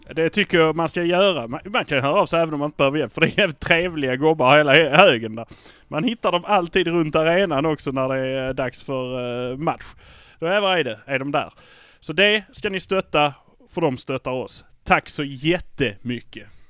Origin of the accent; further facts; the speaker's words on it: Malmö, Skåne, Sweden; vi är från Malmö.